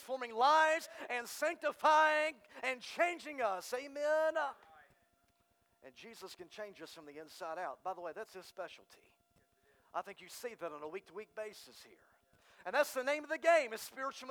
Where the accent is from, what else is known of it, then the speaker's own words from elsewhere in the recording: Texas, United States; now in Arkansas, United States; I'm from Texas